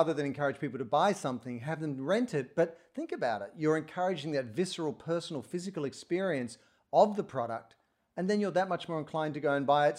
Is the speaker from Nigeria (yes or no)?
no; Sydney, New South Wales, Australia; moved away as an adult; also born or lived in Portland, Oregon; now in United States; I grew up in Australia in Sydney